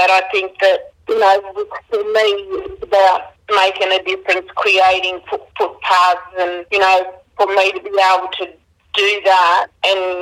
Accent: Moree, New South Wales, Australia; now in Tamworth, Australia; in my language, in Gomeroi language, and I'm from Moree, New South Wales, uh, northern New South Wales. I now reside in Tamworth as a fashion designer

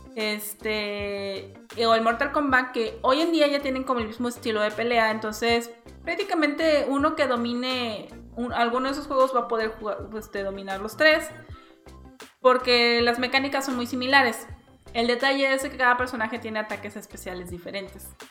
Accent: Coatzacoalcos, Veracruz, Mexico; yo soy de Veracruz, hay una ciudad que se llama Coaxacualcos

